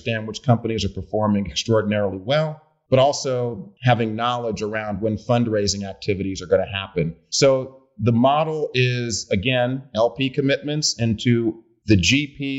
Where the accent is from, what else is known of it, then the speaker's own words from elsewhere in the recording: Oakland, California, United States; also born or lived in Hampton, Virginia; I'm from Oakland, grew up, born and raised in Oakland, California